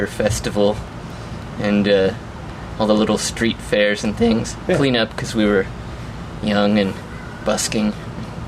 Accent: Sequim, Washington, United States; now in Portland, United States; I grew up in Squim, Washington

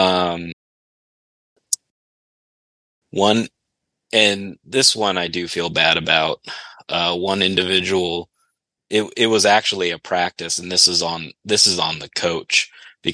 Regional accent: United States; I'm American

